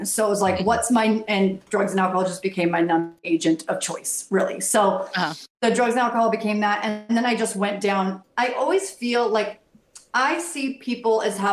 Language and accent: English; United States; moved away as an adult; also born or lived in Boston / Los Angeles; I grew up in the Tri-Cities, but then I moved to Boston and got to live there for 10 years.